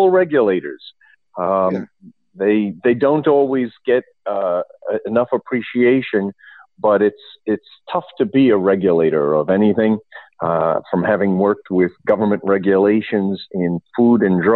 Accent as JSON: {"language": "English", "region": "New York", "country": "United States", "moved": "yes", "lives_now": "Michigan, United States", "said": "I'm originally from New York"}